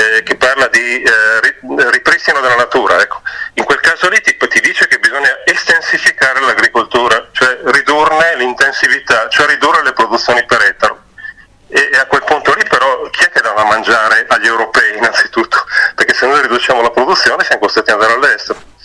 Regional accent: Piacenza area, Emilia-Romagna, Italy; also born or lived in Val Trebbia; io sono originario di Piacentino

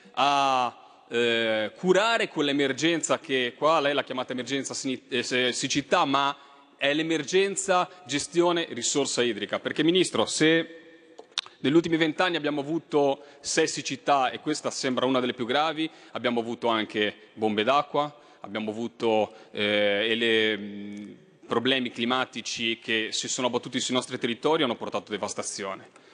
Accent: Liguria, Italy; lo dico da Ligure

